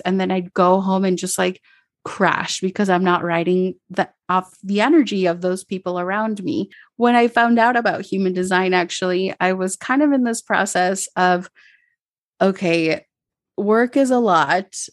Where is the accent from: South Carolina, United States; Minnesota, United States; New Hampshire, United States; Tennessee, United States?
Minnesota, United States; now in Medellín, Colombia; I grew up in Minnesota, so in the suburbs, there wasn't a lot of diversity